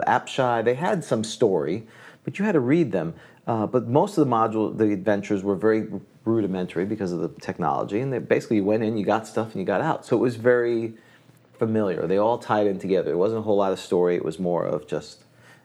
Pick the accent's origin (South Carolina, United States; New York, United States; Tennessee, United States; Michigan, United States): New York, United States; New York City; moved away; I came from New York City, too, so we had, you know, the United Colors of Bennington.